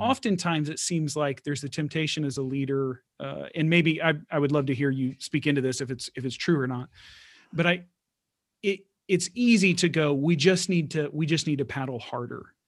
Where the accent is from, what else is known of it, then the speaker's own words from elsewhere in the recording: Houston, Texas, United States; I'm from Houston